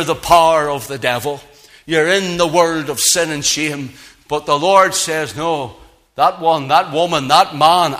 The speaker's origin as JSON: {"language": "English", "town": "Belfast", "region": "Northern Ireland", "country": "United Kingdom", "tie": "born or raised there", "said": "I grew up in Belfast"}